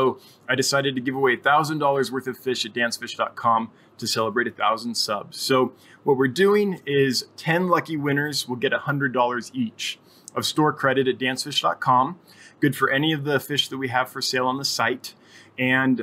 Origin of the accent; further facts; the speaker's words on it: Placerville, California, United States; moved away as an adult; also born or lived in Los Angeles, California / Santa Barbara, California; now in Wyoming, United States; Went to school and high school in Placerville